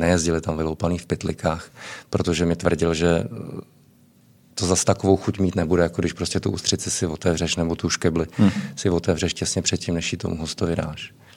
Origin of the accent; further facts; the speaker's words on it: Czechia; moved away as an adult; also born or lived in Prague / Moscow, Russia / Australia / Estonia; my jsme tam vnímáni jako, jako velmi pozitivně, jako Češi